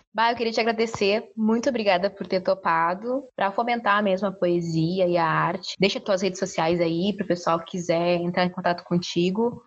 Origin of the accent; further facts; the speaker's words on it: Bagé, Rio Grande do Sul, Brazil; Eu sou de Bagé